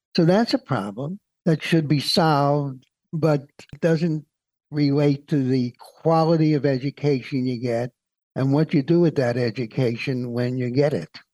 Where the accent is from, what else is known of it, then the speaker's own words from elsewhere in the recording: New York City, New York, United States; When I grew up in Brooklyn